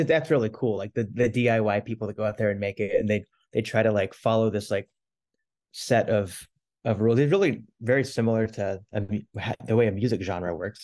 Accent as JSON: {"language": "English", "town": "Kansas City", "country": "United States", "said": "I come from Kansas City"}